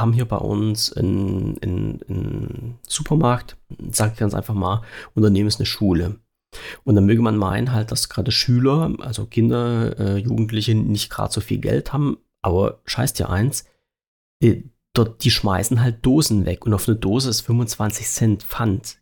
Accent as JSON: {"language": "German", "country": "Germany", "said": "Ich habe in der DDR gewohnt"}